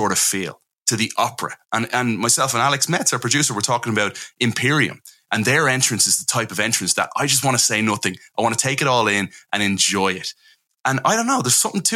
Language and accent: English; Ireland; I'm Irish. We don't sue over in Ireland